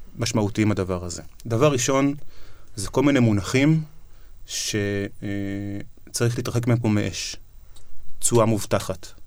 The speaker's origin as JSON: {"language": "Hebrew", "country": "Israel", "said": "כי אנחנו ישראלים"}